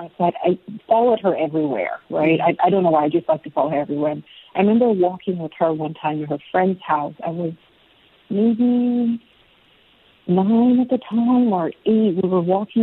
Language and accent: English; Nigeria; also born or lived in Lagos, Nigeria; now in United States; So we're Nigerian, we're very Nigerian, but we're also American.